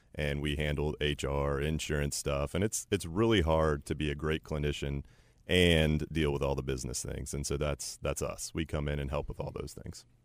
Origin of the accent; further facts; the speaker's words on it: Chapel Hill, North Carolina, United States; I was raised in Chapel Hill